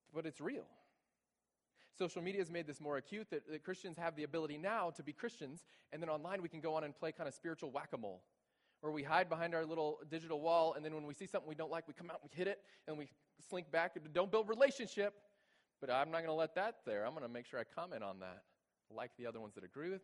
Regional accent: Texas, United States; moved away as an adult; now in Bowling Green, United States; I'm originally from Texas

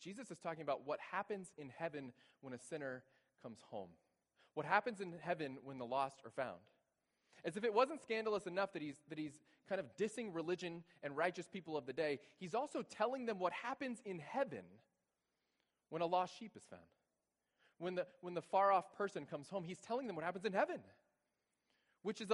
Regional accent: Texas, United States; moved away as an adult; now in Bowling Green, United States; I'm originally from Texas

